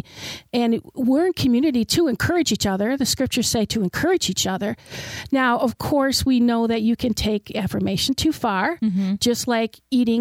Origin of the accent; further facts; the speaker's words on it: Detroit, Michigan, United States; I grew up in Detroit in a very low socioeconomic neighborhood.